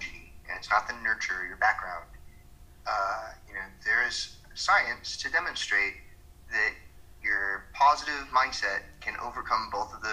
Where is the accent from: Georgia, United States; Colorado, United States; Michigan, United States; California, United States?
Georgia, United States; where I come from in Georgia